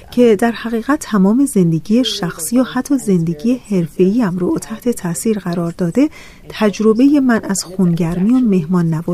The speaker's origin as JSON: {"language": "Persian", "country": "United States", "tie": "born or raised there", "said": "من در یک خانواده بهایی بزرگ شدم. پدر و مادرم آمریکایی هستند و من در آمریکا متولد شدم. اونها من رو با تعالیم آین بهایی پرورش دادند و از طرفی من در یک محیط شهری در آمریکا بزرگ شدم."}